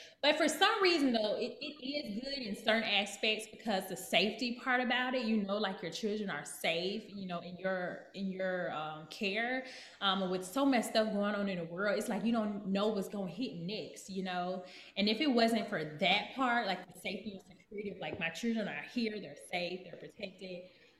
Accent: Texas, United States; I've only been here for about a month and a half, but I come from Texas.

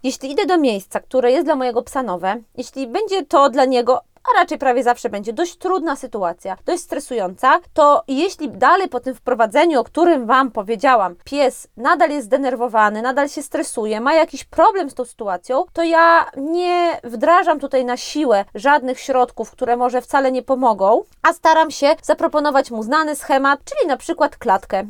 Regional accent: Podlaskie Voivodeship, Poland; now in Warsaw, Poland; U nas na Podlasiu

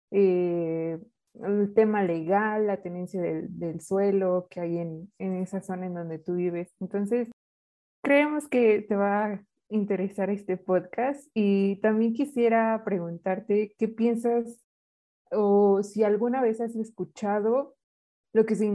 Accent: Otzolotepec, State of Mexico, Mexico; No, yo soy del municipio de Otzolotepec.

